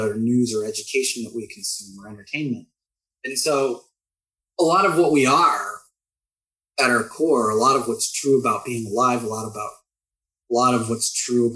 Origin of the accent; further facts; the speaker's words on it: United States; also born or lived in Austin, Texas / San Antonio, Texas; being American